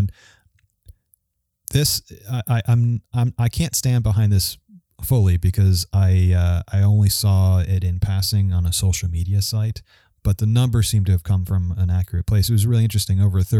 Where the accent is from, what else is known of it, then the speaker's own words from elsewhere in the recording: New York, United States; moved away; I grew up in New York